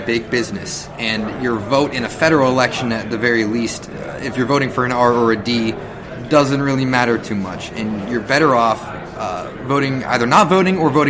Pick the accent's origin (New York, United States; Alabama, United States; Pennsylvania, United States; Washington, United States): Pennsylvania, United States; Pittsburgh; I grew up in Pittsburgh